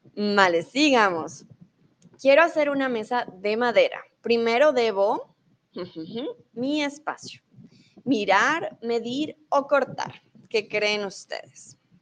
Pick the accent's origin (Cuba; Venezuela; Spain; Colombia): Colombia; moved away as an adult; also born or lived in Mexico; now in Germany; Yo soy de Colombia, soy tutora de español